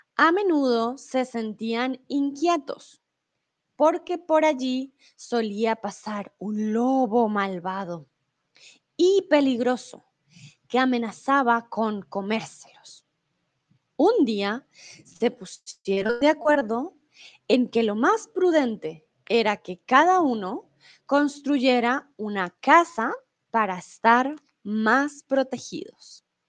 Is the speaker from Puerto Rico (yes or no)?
no; Colombia; first language Spanish; now in Germany; soy de Colombia, pero comúnmente vivo en Alemania y ahora estoy en ah, México